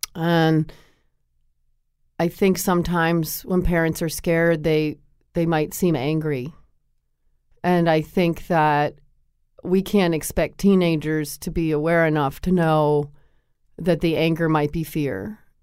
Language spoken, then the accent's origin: English; Connecticut, United States; I grew up in Connecticut